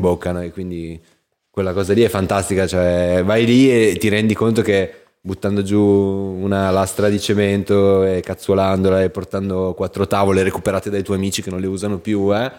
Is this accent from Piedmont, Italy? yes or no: no; Aosta Valley, Italy; io vengo dalla Val d'Aosta, che è un paesello, una regione sperduta nel nord